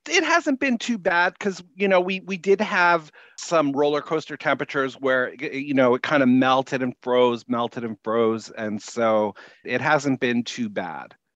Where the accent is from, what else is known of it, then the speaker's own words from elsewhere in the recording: Winnipeg, Manitoba, Canada; moved away as an adult; I grew up in Winnipeg.